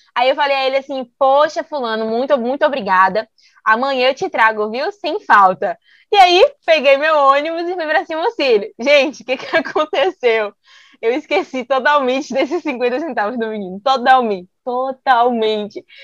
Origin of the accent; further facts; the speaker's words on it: Bahia, Brazil; a gente é baiana